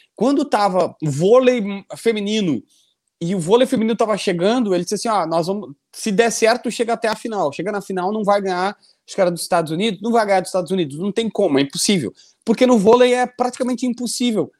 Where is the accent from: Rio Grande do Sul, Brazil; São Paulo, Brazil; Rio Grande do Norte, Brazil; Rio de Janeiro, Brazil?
Rio Grande do Sul, Brazil; Capivari do Sul; also born or lived in Osório; eu nasci em Osório porque na minha cidade, Capivari do Sul, ninguém nasce, não tem hospital